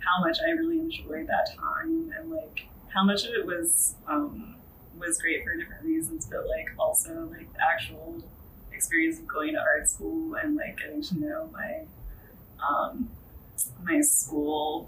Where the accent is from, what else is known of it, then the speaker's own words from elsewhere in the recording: Northern Virginia, United States; moved away as an adult; also born or lived in Washington, D.C. area; now in New York City, United States; I grew up in Virginia, like, Northern Virginia